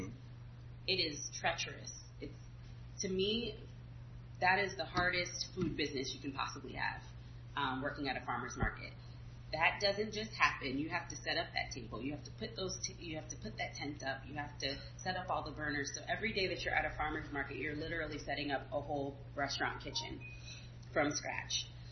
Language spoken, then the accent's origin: English; Southern California, United States; I am originally from California, actually. A lot of people think I'm from Louisiana because of what I do and the food that I serve. Um, I grew up in Southern California